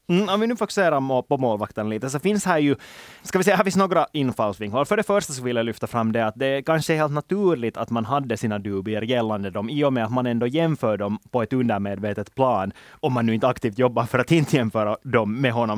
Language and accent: Swedish; Finland; som finländare